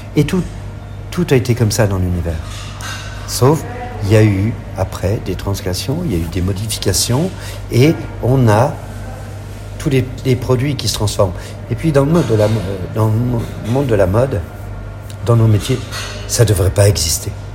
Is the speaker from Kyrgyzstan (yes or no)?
no; France; chez nous en France